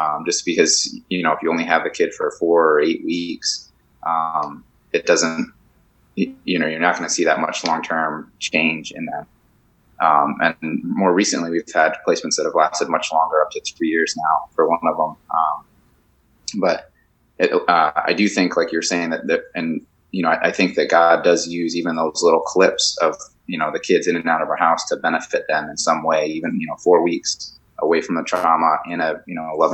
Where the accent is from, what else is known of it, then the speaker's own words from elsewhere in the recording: Connecticut, United States; moved away; I'm from Connecticut originally